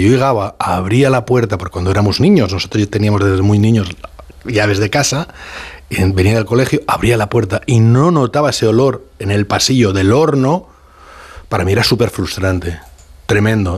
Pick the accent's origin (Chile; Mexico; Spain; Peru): Spain; Valencian Community; born or raised there